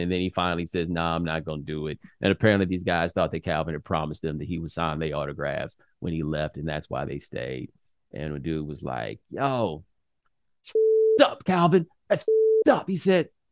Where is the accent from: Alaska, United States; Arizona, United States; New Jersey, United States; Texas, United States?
Texas, United States; Houston; I'm from Houston